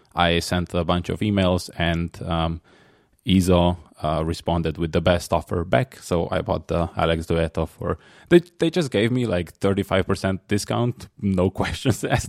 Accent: Slovenia; I'm from Slovenia, which is next to Italy

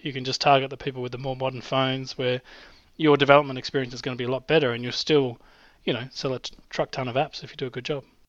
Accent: Australia; accent: Australian; my Australian accent

